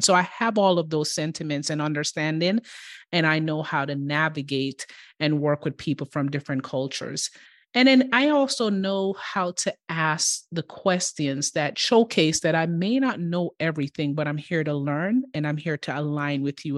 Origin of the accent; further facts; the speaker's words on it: Kingston, Jamaica; now in United States; I grew up in Kingston in the inner city